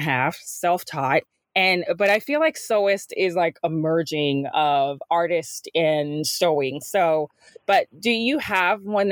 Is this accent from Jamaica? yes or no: yes; Jamaica; moved away; growing up in Jamaica